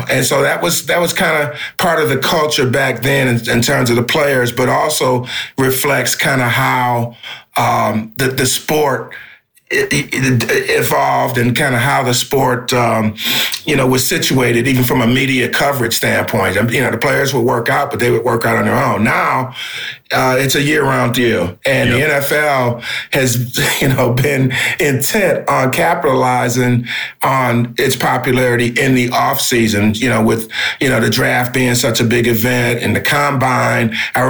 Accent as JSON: {"language": "English", "town": "Detroit", "region": "Michigan", "country": "United States", "tie": "born or raised there", "said": "But the hockey thing is interesting because I grew up about 10 blocks from Olympia Stadium. It no longer exists in Detroit, but that's where the Detroit Red Wings played"}